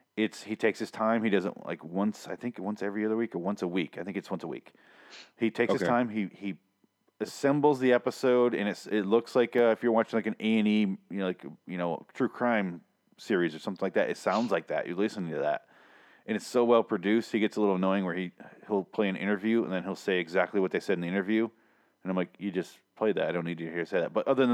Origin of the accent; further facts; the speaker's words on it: Midwest, United States; I grew up in the Midwest.